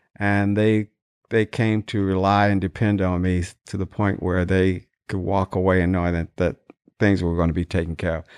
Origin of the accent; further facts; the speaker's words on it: Dayton, Ohio, United States; moved away as an adult; also born or lived in California; I was born in Dayton, Ohio and, uh, graduated from high school in nineteen sixty-six